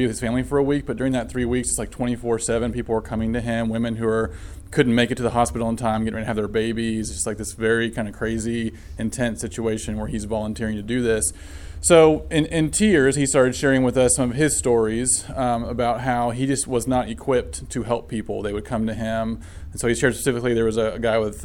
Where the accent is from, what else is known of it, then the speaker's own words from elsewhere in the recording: Ohio, United States; moved away as an adult; also born or lived in China; I grew up in the Church of Christ in Ohio, very conservative